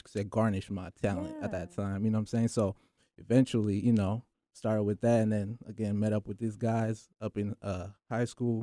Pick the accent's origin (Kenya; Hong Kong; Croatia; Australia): Kenya; now in Washington State, United States; I was born in Kenya